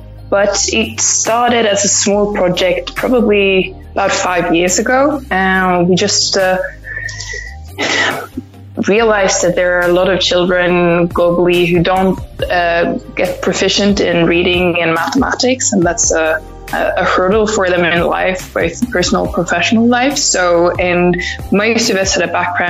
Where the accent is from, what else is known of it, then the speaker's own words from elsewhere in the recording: Sweden; So I am from Sweden.